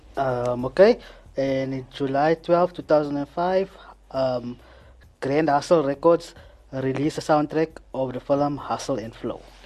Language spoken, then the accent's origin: English; Johannesburg, Gauteng, South Africa; I am not from Durban. I am from Joburg.